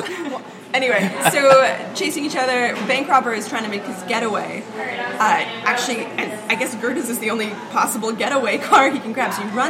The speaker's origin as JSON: {"language": "English", "country": "Switzerland", "said": "I'm from Switzerland. We're civilized."}